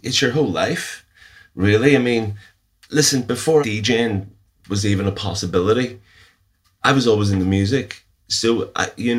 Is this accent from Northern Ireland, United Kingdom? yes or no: yes; Northern Ireland, United Kingdom; growing up in the Troubles, I was actually spending a lot of time watching films. A lot of time you just weren't allowed out